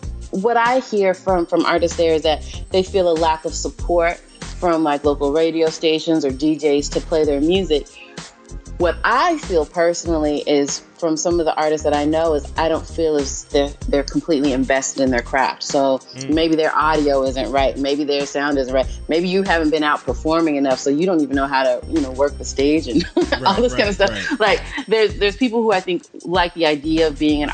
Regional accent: Oklahoma City, Oklahoma, United States; moved away as an adult; now in Dallas, United States; I've been in Dallas for a year now, but born and raised in Oklahoma City

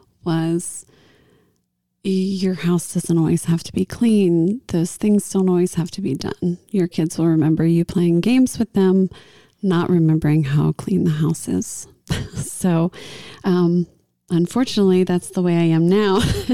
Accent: Tennessee, United States; I'm from Tennessee, too.

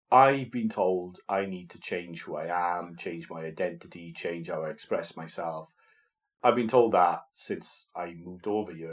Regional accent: Wales, United Kingdom; moved away as an adult; my accent comes out big time. I'm I'm quite conscious about

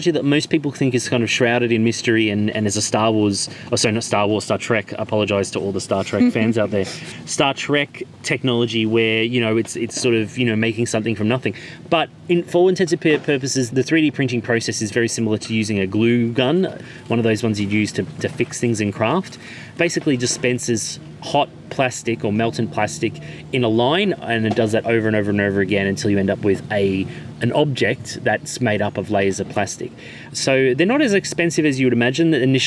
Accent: Australia; moved away; I'm Australian

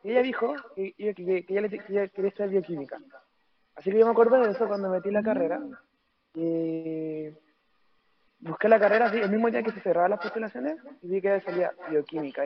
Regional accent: Rancagua, O'Higgins, Chile; soy de Rancagua

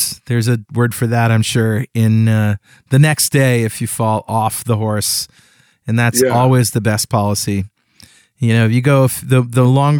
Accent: Mystic, Connecticut, United States; I grew up in Mystic.

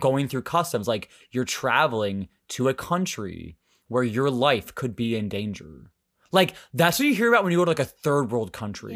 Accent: United States; I'm actually from America.

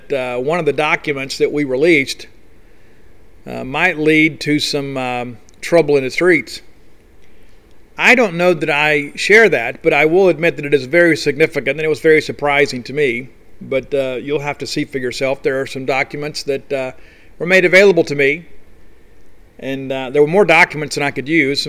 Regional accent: South Mississippi, United States; I was raised in South Mississippi.

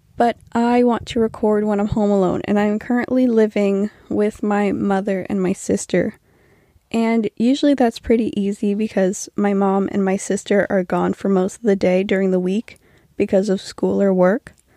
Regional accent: New Brunswick, Canada; I'm from New Brunswick, Canada

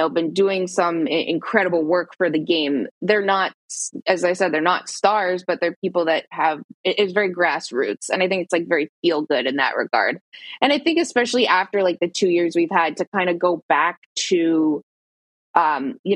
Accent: Toronto, Ontario, Canada; I'm from Toronto

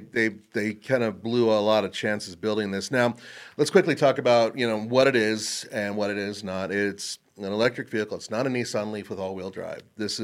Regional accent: California, United States; As a, you know, born and raised in California, I can attest to that.

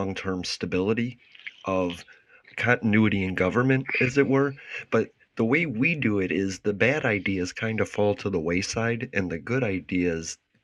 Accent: United States; we are from the United States in America

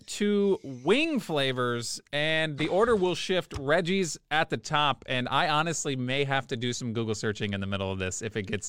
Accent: Tennessee, United States; moved away; also born or lived in Quincy, Massachusetts; Growing up, I grew up in Tennessee.

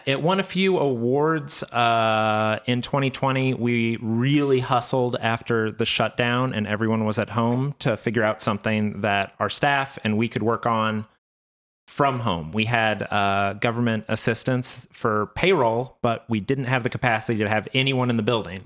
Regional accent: Midwest, United States; We are solidly from the Midwest

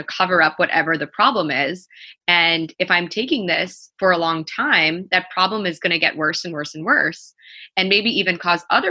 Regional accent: New York, United States; also born or lived in Baltimore; because I'm from New York, when I was home in New York for that summer

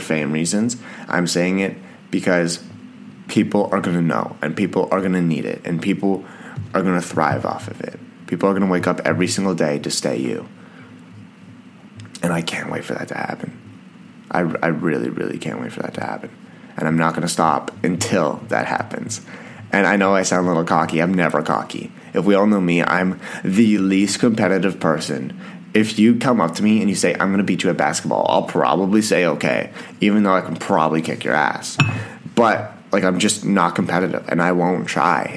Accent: Canada; I'm Canadian

